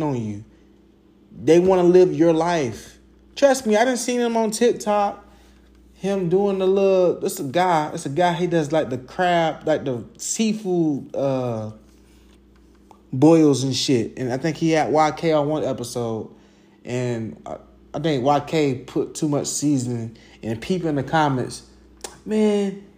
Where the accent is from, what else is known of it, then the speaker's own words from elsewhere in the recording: Jacksonville, Florida, United States; where I grew up in Arlington, Southside